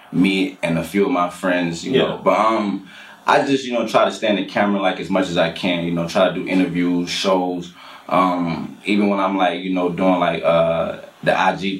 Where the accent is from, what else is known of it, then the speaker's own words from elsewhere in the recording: High Point, North Carolina, United States; now in Los Angeles, United States; I'm from North Carolina, from High Point to be exact